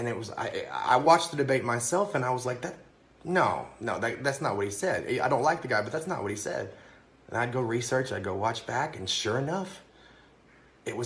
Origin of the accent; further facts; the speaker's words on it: Kentucky, United States; now in New York City, United States; I'm originally from Kentucky, and I'm living in the very blue New York City right now.